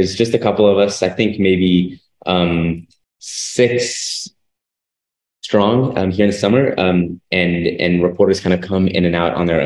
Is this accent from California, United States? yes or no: yes; Oakland, California, United States; moved away; I'm from Oakland, California originally